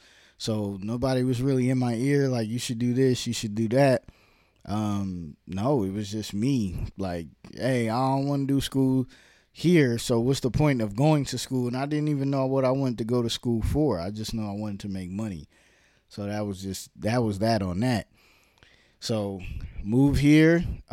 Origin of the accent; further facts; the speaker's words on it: Brooklyn, New York, United States; also born or lived in Harlem / Virginia / New Jersey; I was born in Brooklyn, lived in Brooklyn, then lived in Harlem, then lived in Virginia, then lived in New Jersey, then lived back in Virginia